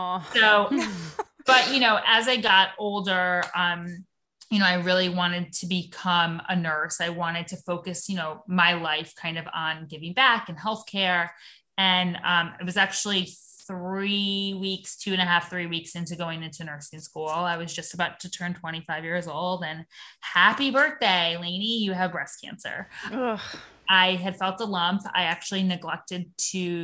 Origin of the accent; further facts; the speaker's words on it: Florida, United States; moved away as an adult; also born or lived in New York; I am in Florida, my hometown. I just moved back here from New York about a year ago